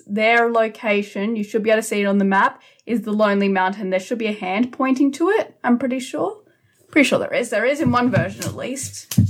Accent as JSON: {"language": "English", "country": "Australia", "accent": "Australian", "said": "I always wonder, is my Elvish accent too bogan?"}